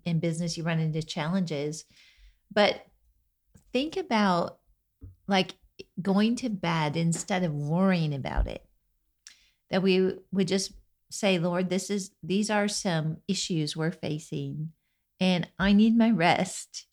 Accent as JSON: {"language": "English", "region": "Minnesota", "country": "United States", "tie": "born or raised there", "said": "I grew up in Minnesota"}